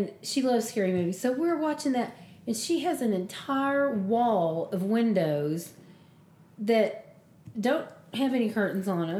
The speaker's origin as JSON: {"language": "English", "region": "Southern United States", "country": "United States", "said": "I'm not from the Deep South, but I am from Southern United States"}